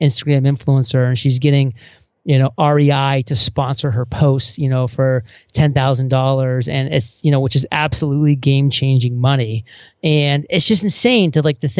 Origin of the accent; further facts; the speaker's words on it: small town Maine, United States; small town Maine